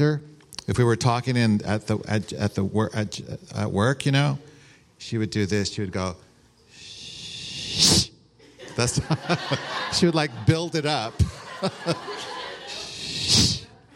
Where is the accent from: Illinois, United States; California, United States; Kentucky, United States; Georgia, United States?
California, United States; San Rafael; I'm from San Rafael